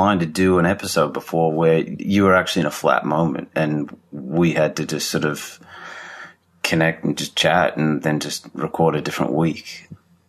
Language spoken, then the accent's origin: English; Australia; now in Maine, United States; I was from Australia